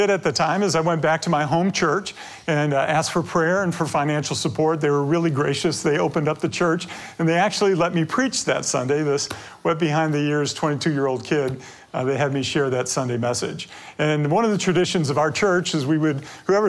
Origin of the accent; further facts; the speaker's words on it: Detroit, Michigan, United States; I grew up near 8 Mile Road